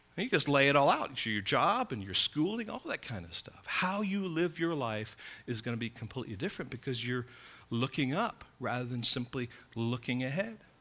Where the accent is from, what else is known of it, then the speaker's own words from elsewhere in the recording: United States; I'm an American citizen